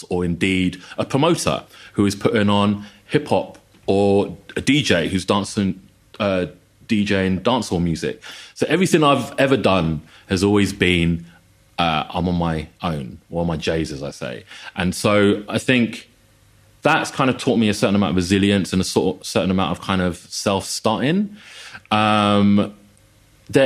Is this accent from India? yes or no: no; United Kingdom; as someone who throughout my kind of journey growing up always identified more as British than I did Chinese